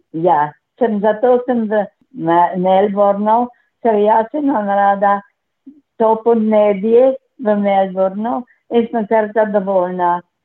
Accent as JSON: {"language": "Slovenian", "town": "Slovenska Bistrica", "country": "Slovenia", "tie": "born or raised there", "also_born_or_lived": "Pragersko", "said": "Moje rojstno kraj je v Sloveniji, Švečnevec, Slovenska bistrica, na Švečnevcu pri Slovenski bistrici"}